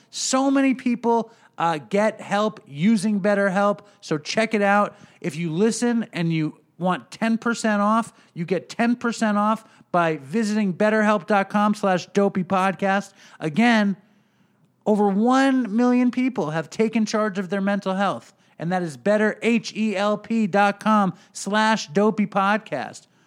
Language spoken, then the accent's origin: English; New York City, New York, United States; now in Long Island, United States; I grew up in Manhattan also